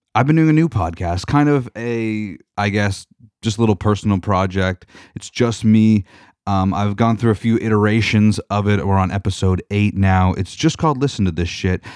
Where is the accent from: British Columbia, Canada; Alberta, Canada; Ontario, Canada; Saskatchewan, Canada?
Ontario, Canada; Georgian Bay; I grew up on Georgian Bay